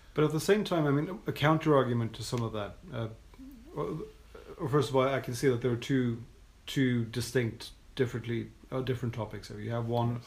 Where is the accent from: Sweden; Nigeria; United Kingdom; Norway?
Norway; I'm from Norway